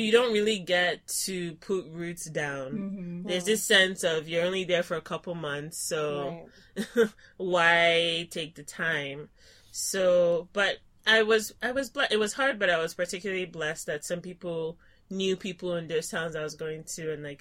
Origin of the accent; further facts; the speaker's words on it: Lagos, Nigeria; moved away as an adult; also born or lived in South Hadley, Massachusetts; now in Ann Arbor, United States; I did my pre-college education in Lagos, Nigeria, and went to boarding school